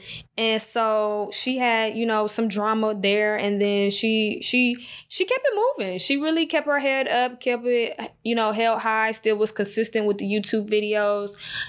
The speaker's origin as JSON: {"language": "English", "town": "Jacksonville", "region": "North Carolina", "country": "United States", "tie": "born there", "said": "I was born in Jacksonville, North Carolina, just for the people that don't know, that's just now joining."}